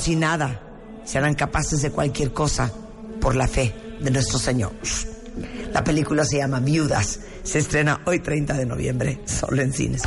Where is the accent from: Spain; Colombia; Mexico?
Mexico; en lo que es nuestra obligación como mexicanos